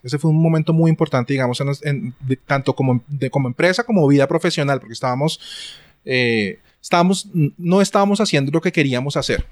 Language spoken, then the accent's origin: Spanish; Colombia; soy un eh, diseñador eh, colombiano